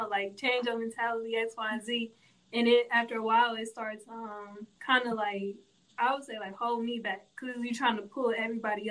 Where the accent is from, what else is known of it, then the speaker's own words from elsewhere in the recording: Cleveland, Ohio, United States; I grew up in Cleveland too.